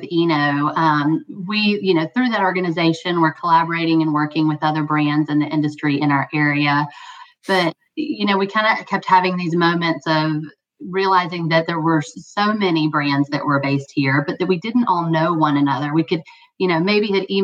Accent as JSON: {"language": "English", "region": "Louisiana", "country": "United States", "tie": "born or raised there", "moved": "yes", "lives_now": "Brevard, United States", "said": "I grew up in Louisiana"}